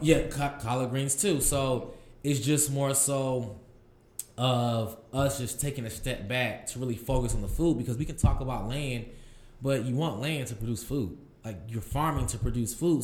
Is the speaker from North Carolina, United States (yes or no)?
yes; Durham, North Carolina, United States; I'm from Durham, North Carolina. Uh, as I grew up in the city